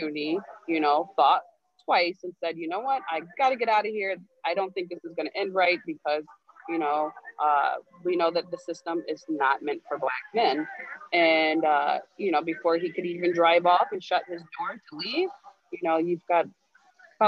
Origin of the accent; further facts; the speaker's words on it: Royal Oak, Michigan, United States; growing up in Royal Oak, and I still am in Royal Oak